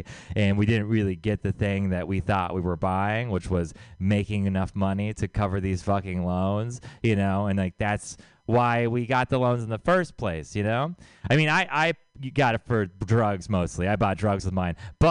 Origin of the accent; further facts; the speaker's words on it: Texas, United States; I'm from Texas